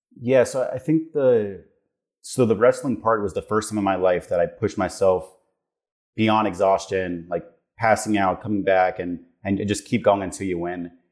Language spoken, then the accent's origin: English; South Florida, United States; moved away as an adult; I grew up in South Florida.